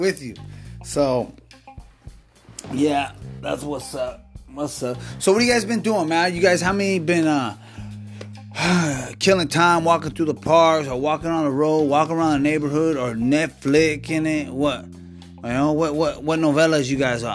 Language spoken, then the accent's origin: English; Washington, United States; moved away as an adult; also born or lived in Alaska; now in California, United States; Born and raised in Washington